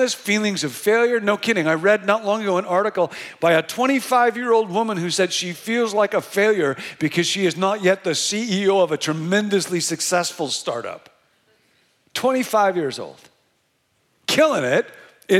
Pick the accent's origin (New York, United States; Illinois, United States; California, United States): Illinois, United States; Rockford; now in Bay Area, United States; I grew up in Rockford, Illinois